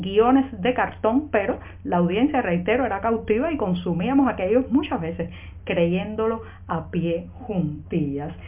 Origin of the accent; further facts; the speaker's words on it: Cuba; como ciudadana de, de este país, como cubana